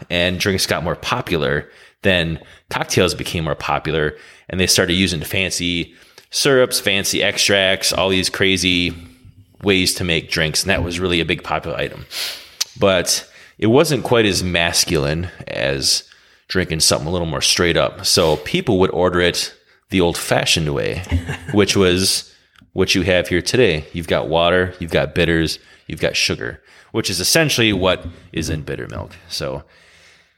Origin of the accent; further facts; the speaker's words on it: Wisconsin, United States; we're from Wisconsin, and we're pretty much known for our brandy old fashions. Way before old fashions became cool again, we've been drinking them since we were kids